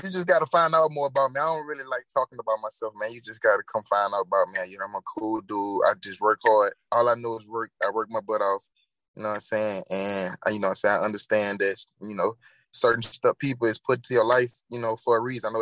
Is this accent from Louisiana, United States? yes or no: yes; Baton Rouge, Louisiana, United States; moved away as an adult; I'm from Baton Rouge.